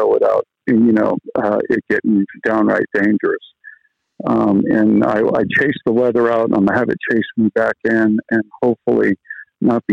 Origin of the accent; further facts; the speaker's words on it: Tarpon Springs, Florida, United States; I was born in Tarpon Springs, Florida, but I spent about better part of a decade or so in the Florida Keys